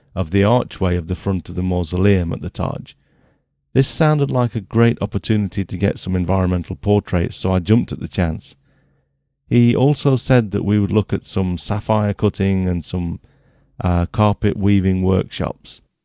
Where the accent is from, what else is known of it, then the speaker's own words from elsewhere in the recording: England, United Kingdom; I'm English